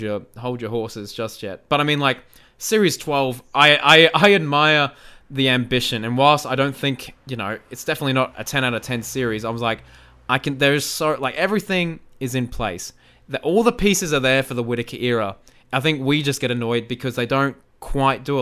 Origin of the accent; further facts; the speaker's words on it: Australia; I am Australian.